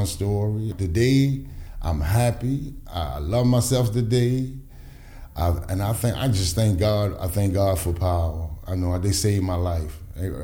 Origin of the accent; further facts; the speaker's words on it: Baltimore, Maryland, United States; I'm from Sandtown area.